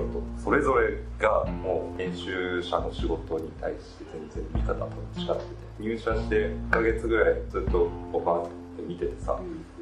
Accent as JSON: {"language": "Japanese", "region": "Kyushu", "country": "Japan", "tie": "born or raised there", "said": "出身は九州です。"}